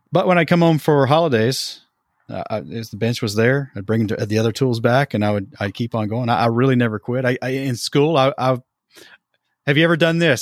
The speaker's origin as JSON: {"language": "English", "region": "Tennessee", "country": "United States", "tie": "born or raised there", "said": "we eventually started an I P M S chapter in my hometown in Tennessee"}